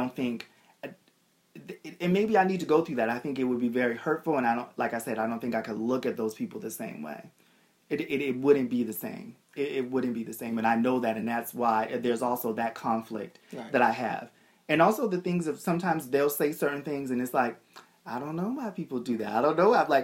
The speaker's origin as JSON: {"language": "English", "town": "Boston", "region": "Massachusetts", "country": "United States", "tie": "born or raised there", "said": "I grew up in Boston."}